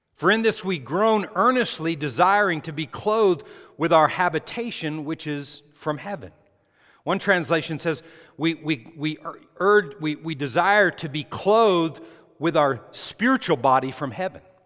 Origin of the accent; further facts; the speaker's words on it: New Mexico, United States; when I was growing up in New Mexico